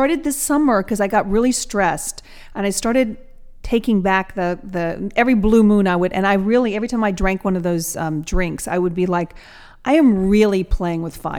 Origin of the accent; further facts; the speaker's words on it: Atlanta, Georgia, United States; I'm from Atlanta, Georgia.